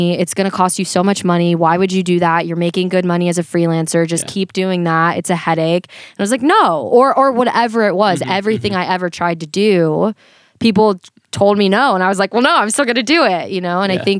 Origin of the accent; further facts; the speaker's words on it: Florida, United States; now in Los Angeles, United States; I'm originally from Florida. So I lived in Florida my whole life.